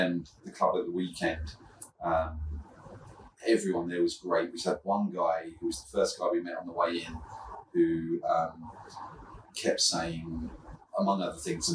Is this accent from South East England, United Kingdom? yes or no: yes; Reigate, South East England, United Kingdom; I'm from Reigate, but dad's from... dad's family from Kent